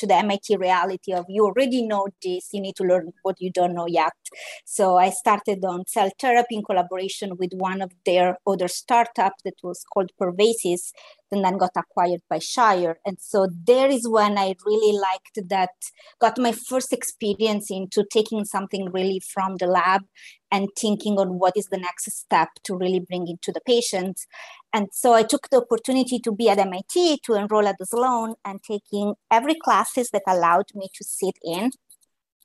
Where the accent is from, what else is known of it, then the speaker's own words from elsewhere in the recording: Italy; moved away; also born or lived in Naples; I am an Italian biomedical engineer as training, and just as a circle of life, we are talking today from Italy.